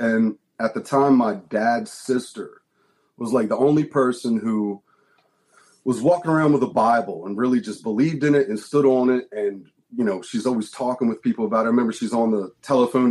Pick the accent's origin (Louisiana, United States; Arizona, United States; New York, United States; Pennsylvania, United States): Pennsylvania, United States; outside of Philadelphia; we grew up outside of Philadelphia